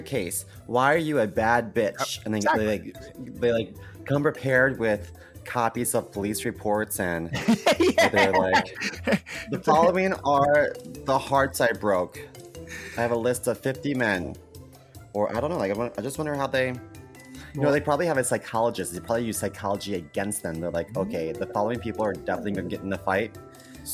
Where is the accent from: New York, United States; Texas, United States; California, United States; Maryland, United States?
Maryland, United States; Baltimore; I grew up in Baltimore.